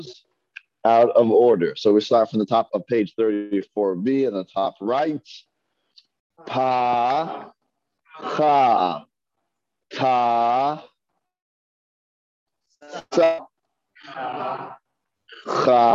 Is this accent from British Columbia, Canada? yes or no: no; Toronto, Ontario, Canada; moved away; also born or lived in New York / Brooklyn; I'm from the Northeast, I'm from Toronto.